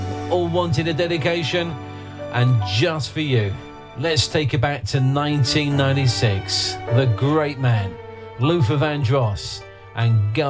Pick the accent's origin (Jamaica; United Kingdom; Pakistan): United Kingdom; Watford, East of England; my hometown of Watford